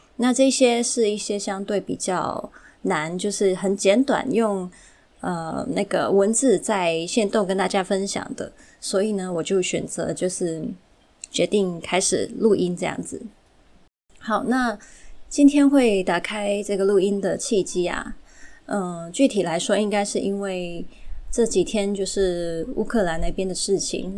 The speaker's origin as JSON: {"language": "Chinese", "country": "Hong Kong", "tie": "born or raised there", "said": "本身是从小就在香港长大的。 对，虽然父母都是台湾人啊，但是我就是一直是香港长大的土生土长"}